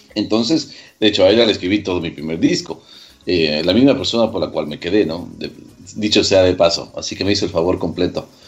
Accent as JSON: {"language": "Spanish", "town": "Quito", "region": "Pichincha", "country": "Ecuador", "tie": "born or raised there", "also_born_or_lived": "Manta, Ecuador", "said": "nací en Manta. Claro, me crié en Quito totalmente"}